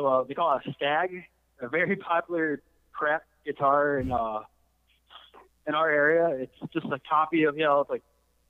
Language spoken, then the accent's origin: English; Glens Falls, New York, United States; Two of us, the drummer and me, we're from Glens Falls